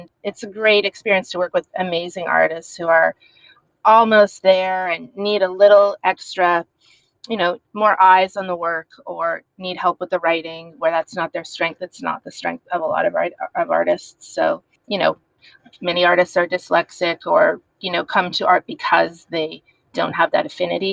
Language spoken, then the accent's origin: English; Montreal, Quebec, Canada; moved away; also born or lived in San Francisco / New York City; I'm Canadian, correct? I'm from Montreal, yes.